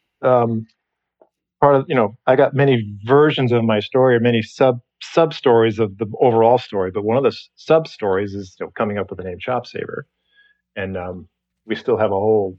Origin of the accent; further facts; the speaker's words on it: Elkhart, Indiana, United States; I grew up in Elkhart, Indiana